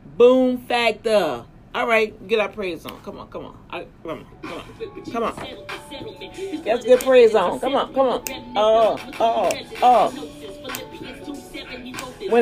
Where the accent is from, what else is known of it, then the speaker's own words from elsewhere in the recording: Louisiana, United States; my home state, Louisiana